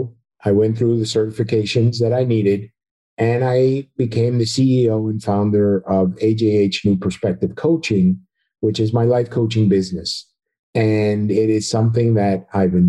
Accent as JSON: {"language": "English", "region": "New Jersey", "country": "United States", "moved": "as an adult", "lives_now": "Central Florida, United States", "said": "I'm originally from New Jersey. So after 29 years in New Jersey, we are now down here in Central Florida"}